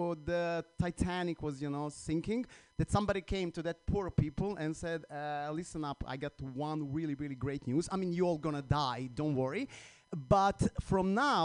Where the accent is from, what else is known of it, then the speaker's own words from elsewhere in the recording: Croatia; English is a second language; now in United States; I'm from Croatia